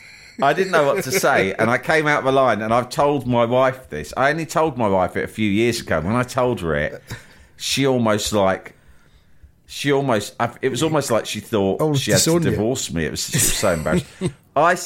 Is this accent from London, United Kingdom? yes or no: yes; London, United Kingdom